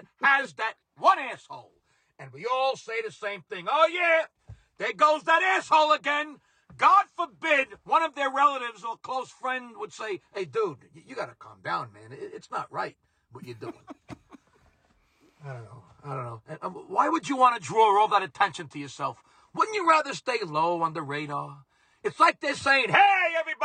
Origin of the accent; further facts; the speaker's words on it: New York City, New York, United States; growing up in Brooklyn in the 1970s